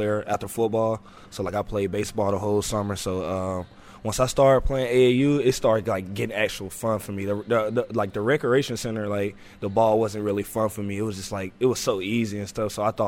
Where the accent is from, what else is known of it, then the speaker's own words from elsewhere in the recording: Atlanta, Georgia, United States; I'm from Atlanta where you can't just trust everybody